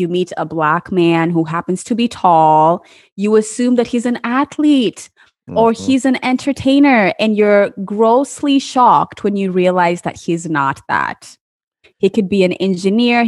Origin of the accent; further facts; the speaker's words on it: Kenya; I am Kenyan. I'm Kenyan